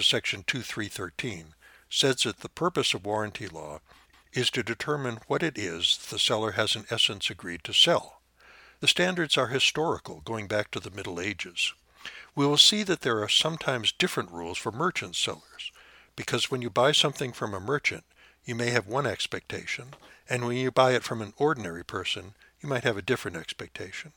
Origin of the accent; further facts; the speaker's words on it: Montana, United States; my home state of Montana